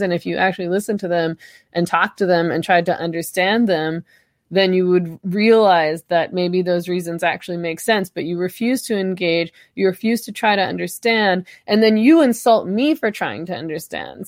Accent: Canada; I'm Canadian

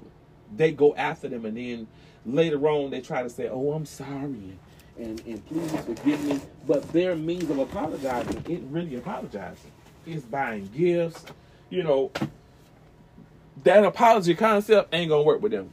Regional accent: the South, United States; I was raised in the South

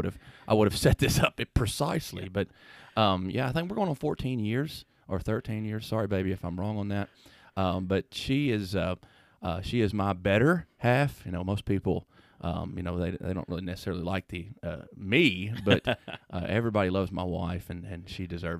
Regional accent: Lebanon, Tennessee, United States; From Lebanon.

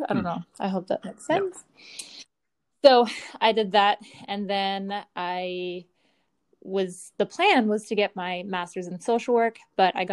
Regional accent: Newfoundland and Labrador, Canada; also born or lived in Eastern Canada; Short answer: I'm from Newfoundland, Canada. Long answer: I'm from all over Eastern Canada with my parents who were both in the Canadian Air Force.

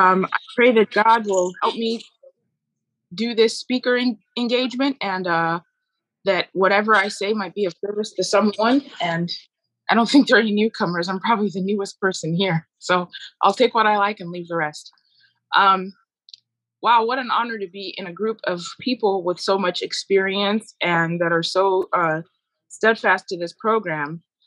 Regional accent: Nigeria; born there; my excuse was, I was born in Nigeria.

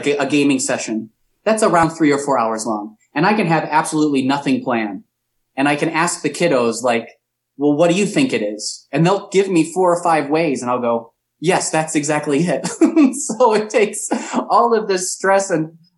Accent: Chesterton, Indiana, United States; moved away as an adult; also born or lived in Valparaiso, Indiana / Chicago; Grew up in Chesterton

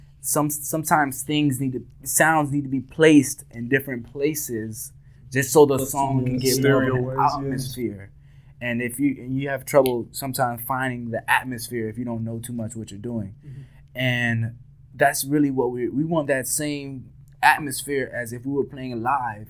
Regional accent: Miami, Florida, United States; we're from Miami, and we're that Miami band

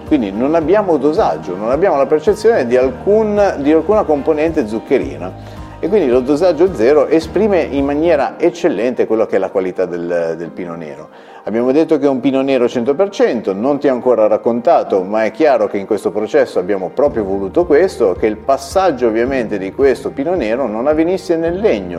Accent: Genoa, Liguria, Italy; da genovese

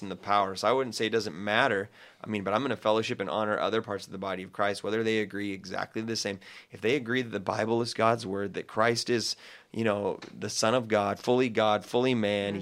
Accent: United States; as an American

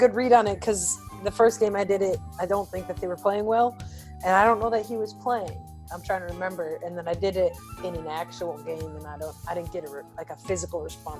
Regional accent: Milwaukee, Wisconsin, United States; I got to go with my hometown. I'll be very candid. I love Milwaukee.

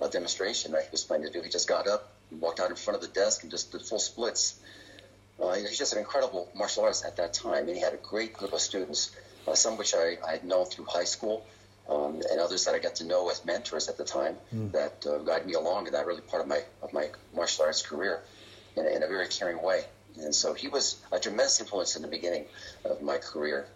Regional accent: Reading, Pennsylvania, United States; my hometown of Reading, Pennsylvania

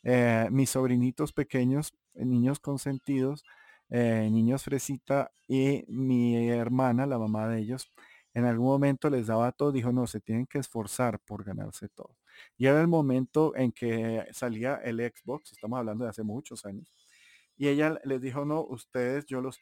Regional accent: Santa Marta, Magdalena, Colombia; accent: samario; now in Bogotá, Colombia; soy un mestizo en el cual mi padre era paisa mi madre era bogotana, pero la familia era cartagenera, entonces, eh, y criado en Santa Marta y viviendo aquí en Bogotá, casado con, Cachaca, con Rola, eh, hace mucho tiempo

